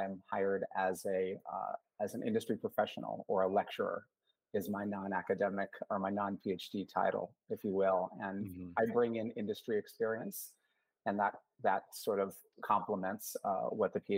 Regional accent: Oregon, United States; also born or lived in West Coast; I grew up primarily on the West Coast, um, a little bit everywhere, but most of my school years, including college, were in the state of Oregon.

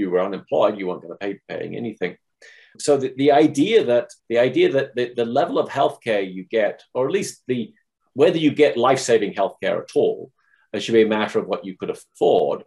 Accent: England, United Kingdom; moved away as an adult; now in United States; I grew up in England and then went to the States, or came to the States for graduate school, and I've stayed here.

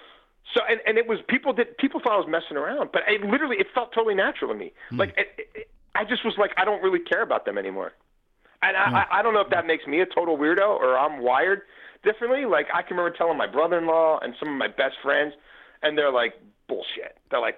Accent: Baltimore, Maryland, United States; moved away as an adult; also born or lived in Virginia; I grew up in Baltimore

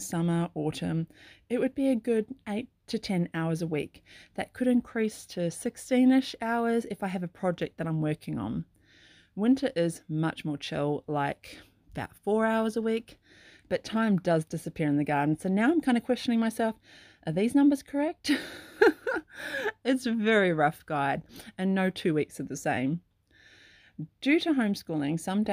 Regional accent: Sydney, New South Wales, Australia; now in Clarkville, New Zealand; I grew up in Sydney

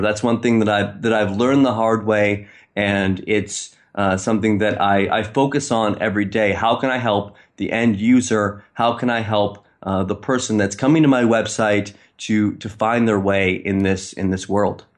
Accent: Maine, United States; moved away as an adult; now in Istanbul, Turkey; I'm from Maine, but I'm in Istanbul

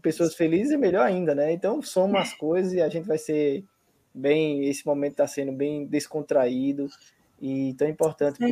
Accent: Paraíba, Brazil; eu sou da Paraíba

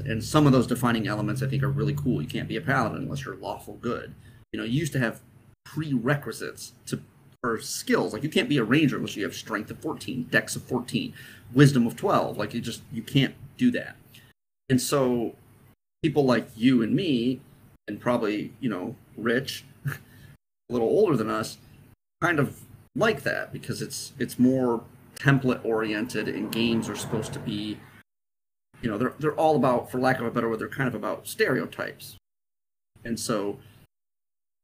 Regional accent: Midwest, United States; Matt and I come from the Midwest

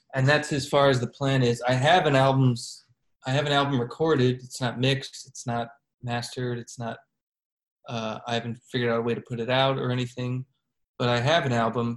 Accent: Chicago, Illinois, United States; moved away as an adult; now in Kansas City, United States; growing up in Chicago

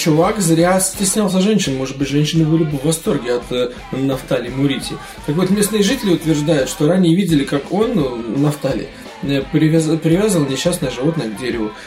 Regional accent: Riga, Latvia; Из моего родного города, из Риги

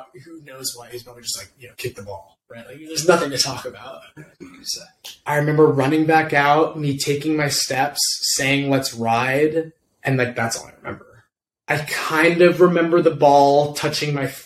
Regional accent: Pasadena, California, United States; I'm from Pasadena.

